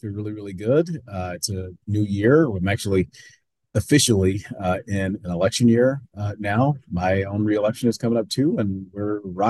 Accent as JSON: {"language": "English", "town": "Milwaukee", "region": "Wisconsin", "country": "United States", "tie": "born or raised there", "said": "my hometown. I mean, I was born here, I was raised here, went to Milwaukee Public Schools, lived in some of the more challenged neighborhoods that have the most promised opportunity in the city of Milwaukee."}